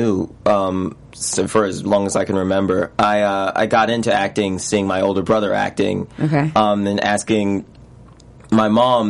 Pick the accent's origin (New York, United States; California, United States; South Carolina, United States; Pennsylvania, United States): New York, United States; I was raised in a suburb outside the city. I was raised in Westchester.